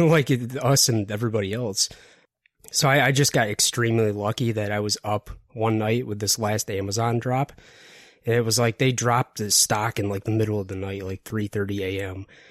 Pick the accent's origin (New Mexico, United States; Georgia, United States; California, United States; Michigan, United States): Michigan, United States; Detroit; I'm originally from Detroit